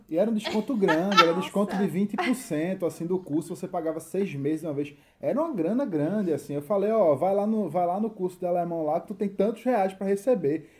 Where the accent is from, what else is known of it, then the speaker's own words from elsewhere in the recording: Recife, Pernambuco, Brazil; moved away as an adult; now in Berlin, Germany; a gente é de Recife